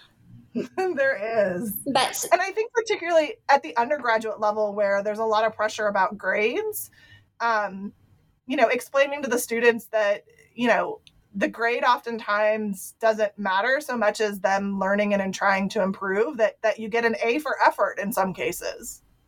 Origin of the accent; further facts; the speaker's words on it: Ohio, United States; I was raised in Ohio